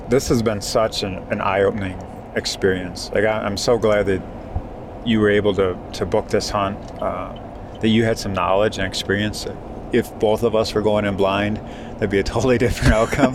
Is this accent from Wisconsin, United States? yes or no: yes; Wisconsin, United States; Coming from my home state of Wisconsin